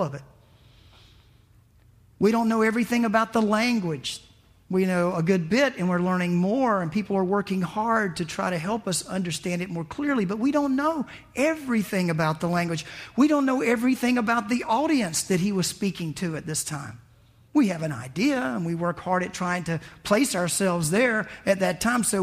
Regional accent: the South, United States; I was raised in the South.

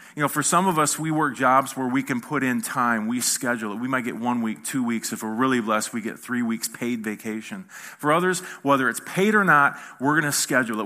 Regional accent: Michigan, United States; I'm not from here, as you can see. I'm from Michigan.

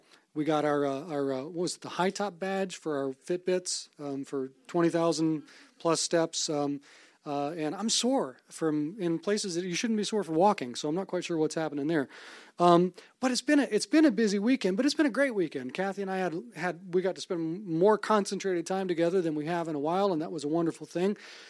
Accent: Fairhope, Alabama, United States; born there; also born or lived in Savannah, Georgia / Omaha, Nebraska / Vicksburg, Mississippi / Monroe, Louisiana; I was born in Fairhope, Alabama, moved to Savannah, Georgia, Omaha, Nebraska, Vicksburg, Mississippi, then went to college in Monroe, Louisiana

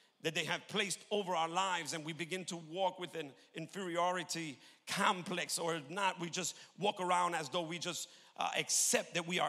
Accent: New York, United States; moved away; I'm from New York originally.

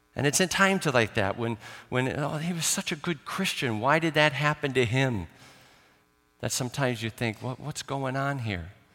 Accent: Chicago, Illinois, United States; now in Ireland; I grew up in Chicago, so we did have snow

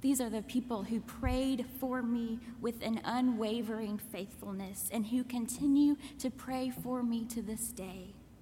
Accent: Kentucky, United States; moved away; the church where I grew up in Kentucky

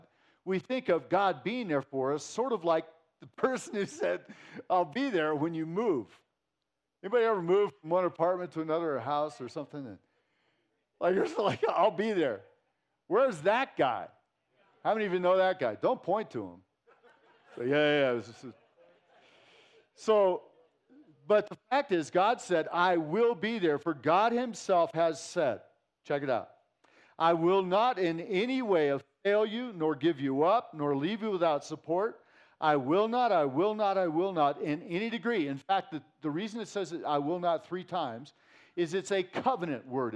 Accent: Santa Cruz, California, United States; moved away; I grew up in Santa Cruz, California

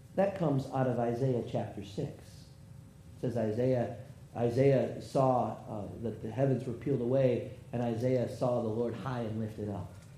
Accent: United States; I'm an American

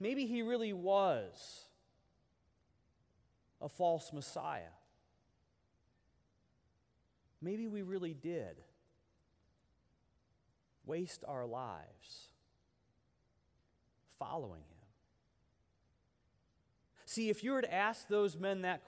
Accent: United States; us as American Christians

